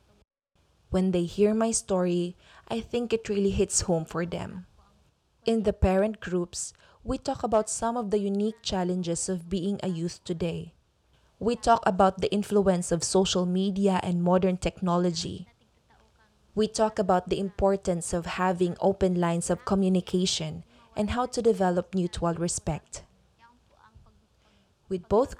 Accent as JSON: {"language": "English", "town": "Sagrada", "country": "Philippines", "tie": "born or raised there", "said": "when I was growing up in Sagrada"}